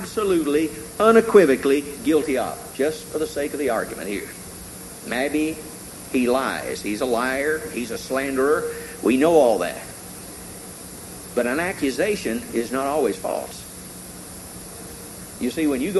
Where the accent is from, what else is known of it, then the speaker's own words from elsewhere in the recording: Tennessee, United States; When I was growing up in Tennessee, I had an uncle who had a coon dog